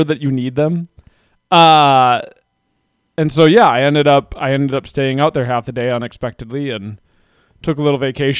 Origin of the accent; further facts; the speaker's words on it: United States; And then I also just like pickups. I'm very American that way.